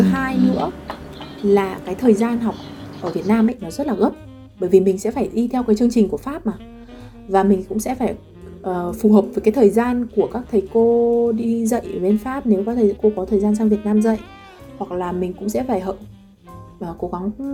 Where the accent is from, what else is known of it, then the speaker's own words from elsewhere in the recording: Vietnam; moved away as an adult; also born or lived in Lyon, France; now in Paris, France; mình là người Việt đấy mình nói tiếng Việt